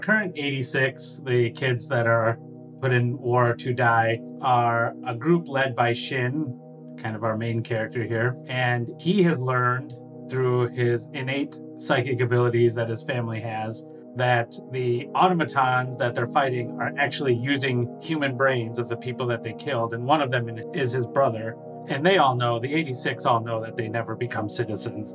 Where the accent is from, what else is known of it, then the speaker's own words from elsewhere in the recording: Michigan, United States; I'm from Michigan